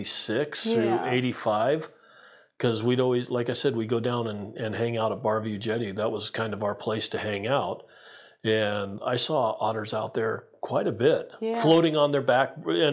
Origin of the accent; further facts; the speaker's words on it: Portland, Oregon, United States; I grew up in Portland, and we used to come down scuba diving down here on the coast around Tillamook and stuff.